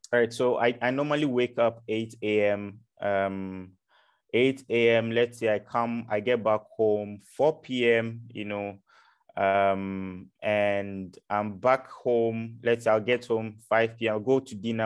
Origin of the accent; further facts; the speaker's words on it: Ghana; moved away as an adult; now in Europe; I'm from Africa, so I'm from Ghana